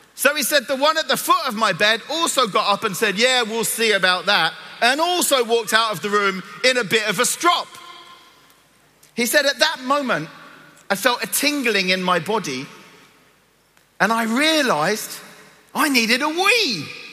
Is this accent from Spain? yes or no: no; Cyprus; moved away; I'm from Cyprus. I was born and grew up in Cyprus.